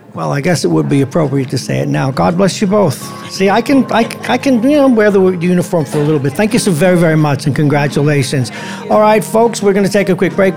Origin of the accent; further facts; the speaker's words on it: New York City, New York, United States; I grew up in Brooklyn